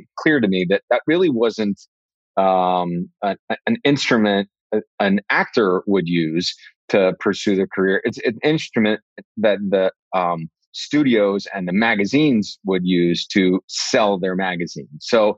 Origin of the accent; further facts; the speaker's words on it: New York City, New York, United States; Like, to have an opportunity to work with those masters, like on Broadway in the city, in my hometown.